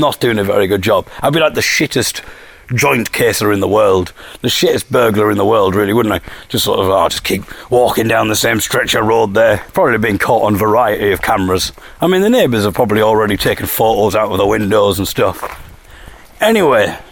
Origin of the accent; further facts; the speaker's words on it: Hartlepool, North East England, United Kingdom; I come from Hartlepool